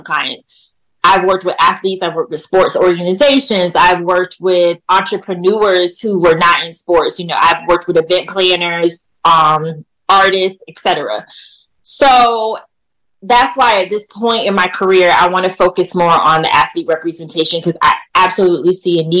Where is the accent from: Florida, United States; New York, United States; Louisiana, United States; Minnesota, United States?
Florida, United States; Jacksonville; I'm from Jacksonville, Florida.